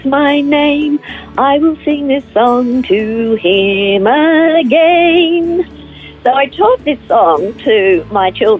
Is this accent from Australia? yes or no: yes; Melbourne, Victoria, Australia; also born or lived in Ivanhoe / United States; now in Phillip Island, Australia; I was born in Ivanhoe and raised in Melbourne, and spent most of my life in Melbourne until 1995, when I moved to the United States, and I lived there for 5 years before coming back